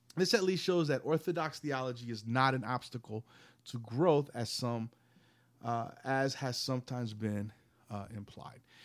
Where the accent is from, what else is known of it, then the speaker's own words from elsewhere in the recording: the South, United States; I grew up in Southern Baptist churches, living, living here in the South